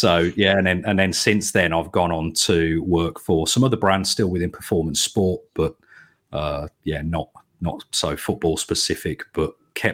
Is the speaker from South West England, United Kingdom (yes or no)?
no; Birmingham, West Midlands, United Kingdom; So I am obviously a Brummie and a Villa supporter.